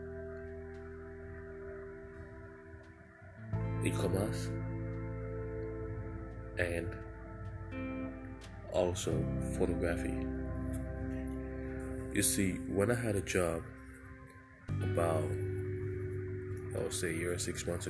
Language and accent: English; Sierra Leone; moved away as an adult; now in United States; I am African. I came from Sierra Leone. That's a country in West Africa